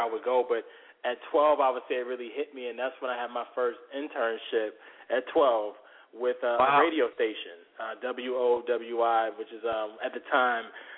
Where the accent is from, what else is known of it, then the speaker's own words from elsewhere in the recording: Norfolk, Virginia, United States; I'm from Norfolk originally, and then I went to high school in Virginia Beach, but that's my stomping ground, 757